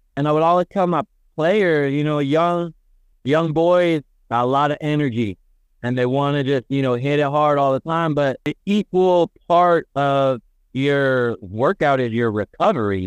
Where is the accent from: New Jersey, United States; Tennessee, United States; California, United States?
California, United States; the Bay Area; growing up in the Bay, growing up in a city, we don't know farmers.